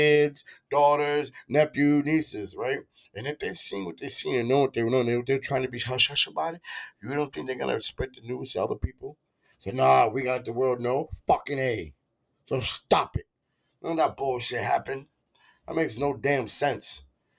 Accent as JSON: {"language": "English", "region": "Florida", "country": "United States", "said": "I'm from Florida"}